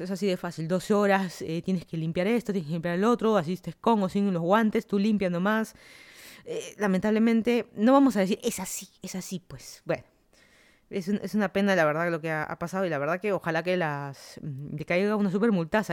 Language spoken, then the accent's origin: Spanish; Lima, Peru; moved away as an adult; also born or lived in Miami, United States; now in Fairfax, United States; yo soy de Lima, Perú. Me mudé a Estados Unidos hace casi tres años